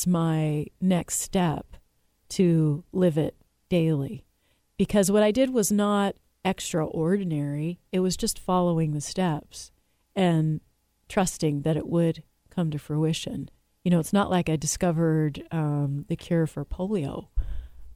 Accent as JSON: {"language": "English", "town": "Seattle", "region": "Washington", "country": "United States", "tie": "born or raised there", "also_born_or_lived": "California", "said": "I was raised in Seattle, Washington, but I was born in California"}